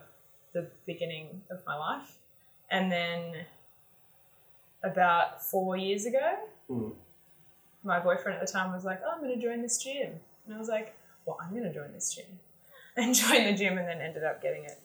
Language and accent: English; Bowral, New South Wales, Australia; I grew up riding horses. I grew up in Barrel and my grandmother was a horse riding instructor